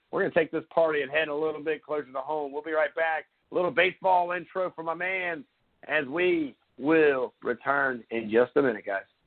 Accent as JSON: {"language": "English", "town": "Surfside Beach", "region": "South Carolina", "country": "United States", "tie": "born or raised there", "said": "I grew up in Surfside Beach, South Carolina."}